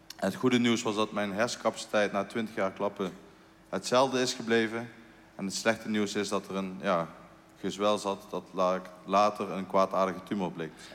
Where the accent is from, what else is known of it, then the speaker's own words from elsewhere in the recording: Eindhoven, North Brabant, Netherlands; Als Eindhovenaar